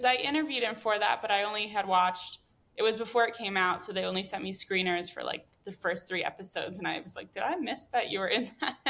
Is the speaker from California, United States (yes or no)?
no; Connecticut, United States; moved away; I'm from Connecticut